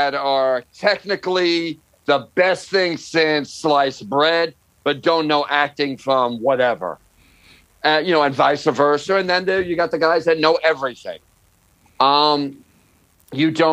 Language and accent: English; New York, United States; now in Los Angeles, United States; I'm a New Yorker